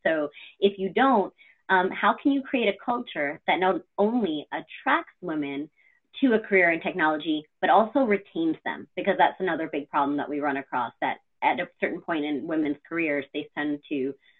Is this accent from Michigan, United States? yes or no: no; Brooklyn, New York, United States; also born or lived in North Carolina; now in Albany, United States; I'm actually located in Albany, New York, but like yourself, I was born and raised in Brooklyn, New York. I don't have the accent, but I'm a proud Brooklyn girl, and I lived in New York City most of my life.